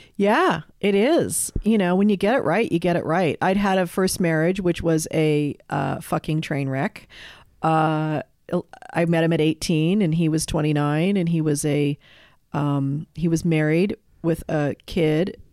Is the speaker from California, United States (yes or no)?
yes; Los Angeles, California, United States; I grew up in West L A and went to Crossroads